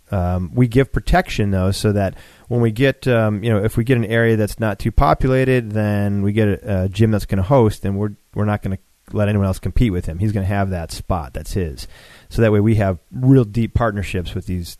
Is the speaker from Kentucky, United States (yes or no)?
no; Buffalo, New York, United States; now in Atlanta, United States; I grew up in Buffalo